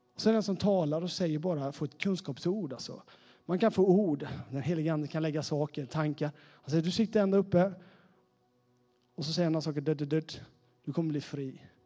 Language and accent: Swedish; Sävsjö, Jönköping County, Sweden; accent: Småland; moved away as an adult; now in Västerås, Sweden; Jag är från Sävsjötrakten